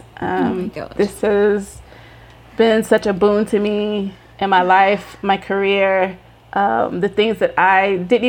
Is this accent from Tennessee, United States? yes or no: yes; Tennessee, United States; I'm from Tennessee in America. You are British Nigerian. I don't know where we connect.